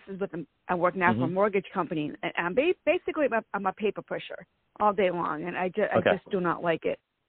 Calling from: Ashburn, Virginia, United States; I'm in Ashburn.

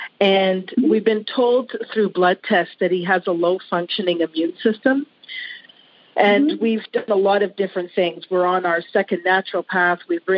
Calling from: Ontario, Canada; From Ontario, Canada.

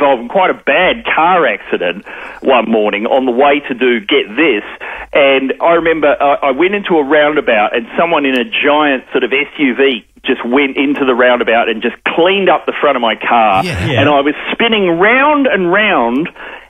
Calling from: Melbourne, Victoria, Australia; I'm calling you from Melbourne, so I'm half an hour in the future.

